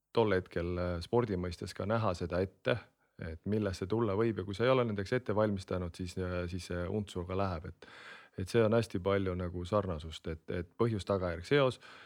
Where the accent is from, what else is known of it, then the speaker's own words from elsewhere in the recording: Kehra, Harju County, Estonia; also born or lived in Hiiumaa; Harjumaal Kehras, kust ma pärit olen